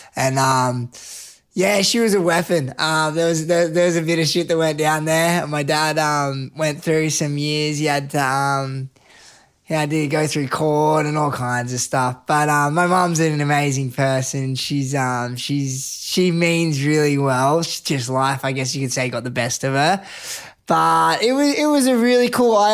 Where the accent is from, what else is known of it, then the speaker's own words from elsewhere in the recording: Canberra, Australian Capital Territory, Australia; as a young kid, I grew up in Canberra.